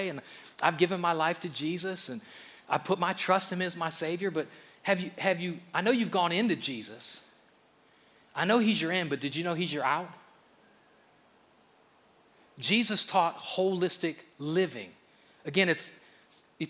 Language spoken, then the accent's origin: English; Akron, Ohio, United States; I grew up in Akron, a little bit of an urban area, and we had a community pool, Reservoir Park.